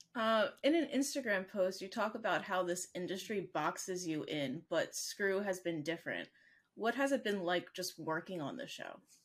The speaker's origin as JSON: {"language": "English", "country": "United States", "said": "I'm American"}